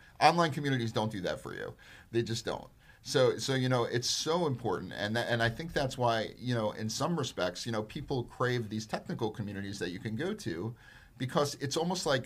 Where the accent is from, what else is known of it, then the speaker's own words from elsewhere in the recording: New York, United States; when I grew up in New York